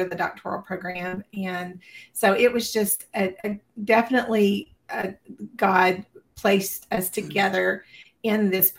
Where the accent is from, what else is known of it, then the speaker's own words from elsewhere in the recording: Tennessee, United States; I was born and raised in Tennessee